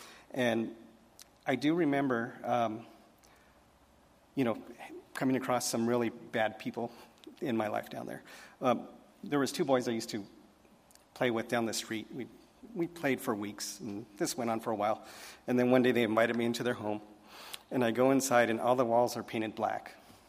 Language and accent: English; Colorado, United States; born there; I was born in Colorado a very, very long time ago, so we won't say when, but it was a long time ago.